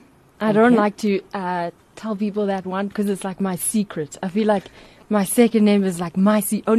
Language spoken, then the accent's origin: English; Pietermaritzburg, KwaZulu-Natal, South Africa; moved away as an adult; also born or lived in Durban; now in Johannesburg, South Africa; I am from Pietermaritzburg, but I was born in Durban, went to school in Pietermaritzburg. I graduated high school at St. Anne's Diocesan College. It was an Anglican school